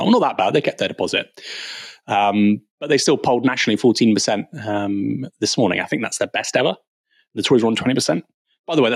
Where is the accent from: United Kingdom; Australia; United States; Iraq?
United Kingdom; I'm a British Iranian.